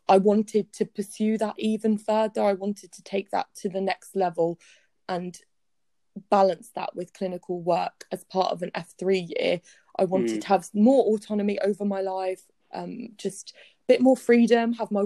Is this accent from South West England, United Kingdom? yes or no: yes; Plymouth, South West England, United Kingdom; also born or lived in Bristol / Taunton; I'm now back in Plymouth, where I was raised here in Plymouth, went to school here, trained here